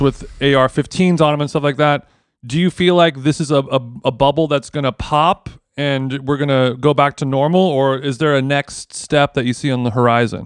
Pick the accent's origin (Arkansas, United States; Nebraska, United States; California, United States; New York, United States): California, United States; Huntington Beach; I grew up in Huntington Beach